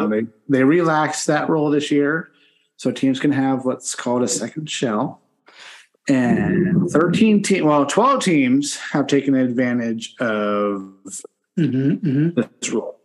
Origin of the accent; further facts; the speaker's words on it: Western Pennsylvania, United States; moved away; I grew up in the late 80s, early 90s in Western Pennsylvania. So being a Penn State and Nittany Lions fan is my birthright.